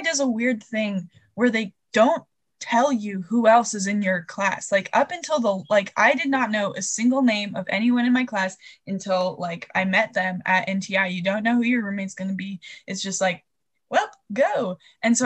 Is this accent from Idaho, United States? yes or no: yes; Boise, Idaho, United States; moved away as an adult; I'm from Boise